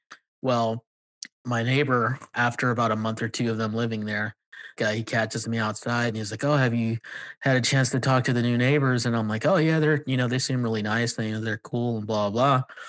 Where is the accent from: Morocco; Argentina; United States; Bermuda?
United States; California; now in Texas, United States; one of my biggest like culture shocks moving out here is actually being a minority. Like growing up in California, like, you know, you're called a minority, you're not really the minority.